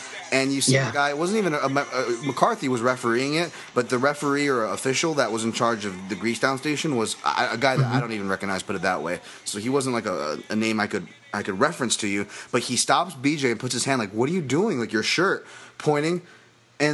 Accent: Hawaii, United States; I am Hawaiian, so forgive me for this, especially the accent here

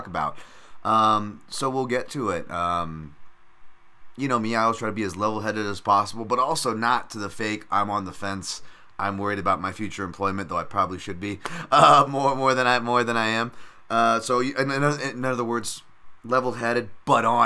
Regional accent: United States; I'm already American

